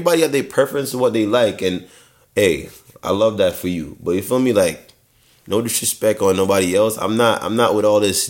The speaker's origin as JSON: {"language": "English", "country": "Jamaica", "tie": "born or raised there", "moved": "yes", "said": "growing up in Jamaica"}